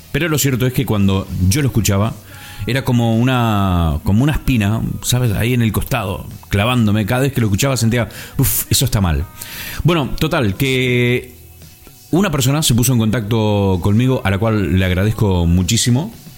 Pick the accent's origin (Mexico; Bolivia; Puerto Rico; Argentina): Argentina; Concordia, Entre Ríos; Yo provengo del interior de la Argentina, de una provincia fantástica como es Entre Ríos